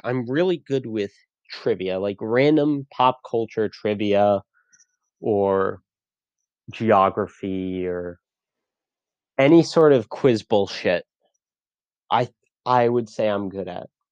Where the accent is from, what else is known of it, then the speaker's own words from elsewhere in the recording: Connecticut, United States; moved away; I'm I'm from Connecticut. I did theater in high school